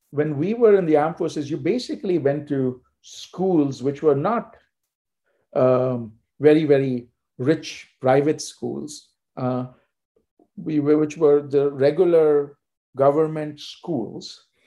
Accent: India; especially growing up in India that gives you a, a very different perspective of what is meant by organization, order.

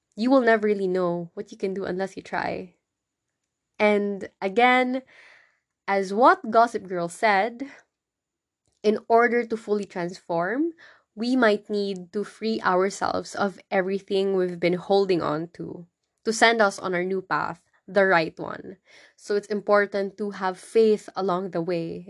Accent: Philippines; I went back to my hometown

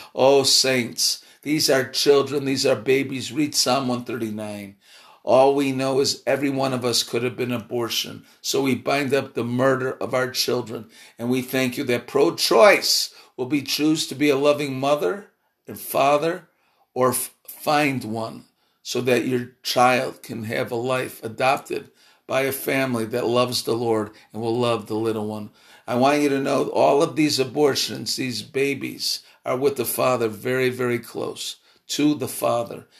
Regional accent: Chicago, Illinois, United States; I'm from Chicago

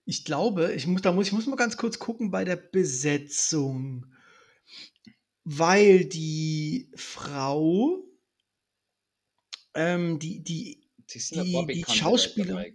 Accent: Lippstadt, North Rhine-Westphalia, Germany; also born or lived in Dresden; bin ja gebürtiger Dresdner, bin {S1} dann also, aber noch. Also vor, vorgestern, {S0} ja? Genau, bin aber noch in, in Lippstadt, äh, Nordr in Nordrhein-Westfalen, Ostwestfalen, Lippstadt aufgewachsen.

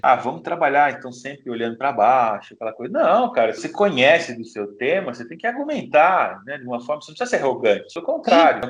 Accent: Brazil; A gente é brasileiro

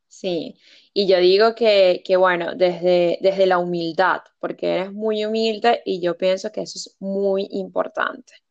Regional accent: Venezuela; moved away as an adult; now in United Kingdom; la esencia que tenemos nosotros como venezolanos

